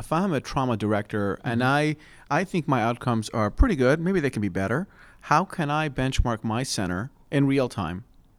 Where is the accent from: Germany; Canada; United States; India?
United States; Pennsylvania; there are state level designations in my home state of Pennsylvania